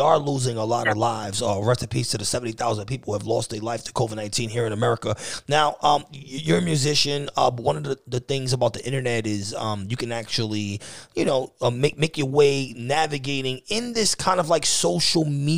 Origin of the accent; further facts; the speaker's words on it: New York City, New York, United States; moved away; I'm from New York City, but I don't actually live in New York City anywhere